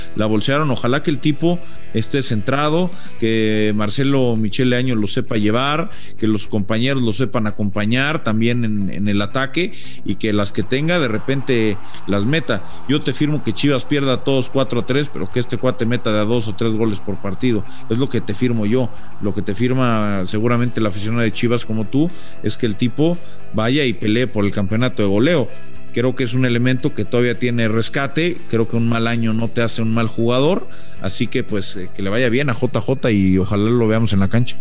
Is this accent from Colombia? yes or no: no; Mexico; como mexicano